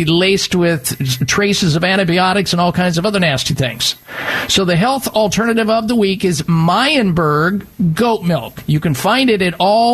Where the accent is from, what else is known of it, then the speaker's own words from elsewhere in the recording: Midwest, United States; even though I grew up in the Midwest big time on cow milk